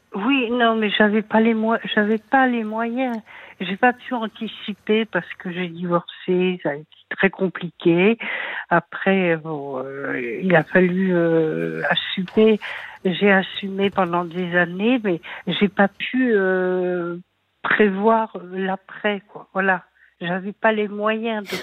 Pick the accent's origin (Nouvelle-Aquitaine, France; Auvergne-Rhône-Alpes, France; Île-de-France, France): Île-de-France, France; Paris; moved away as an adult; now in La Rochelle, France; quand on est parisien dans le sang